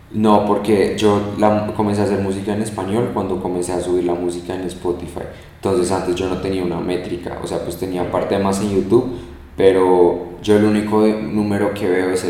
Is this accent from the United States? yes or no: yes; United States; hoy pues que yo soy americano, entonces como mi papá siempre me habla en inglés, mi papá es americano al 100, y entonces tengo como el lenguaje en mí, hablo inglés perfecto